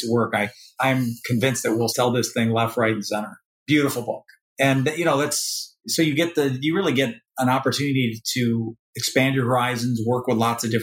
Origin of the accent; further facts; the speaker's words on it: Michigan, United States; I grew up in Michigan